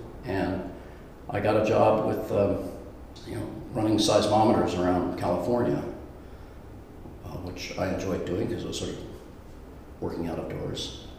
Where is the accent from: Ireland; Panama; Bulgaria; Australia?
Panama; also born or lived in United States; My father was in the U.S. Army, so I was born in the country of Panama. Spent a few years there. My father did many tours back in the United States and did time overseas. I ended up going to high school in Panama and came back to the States to go to college.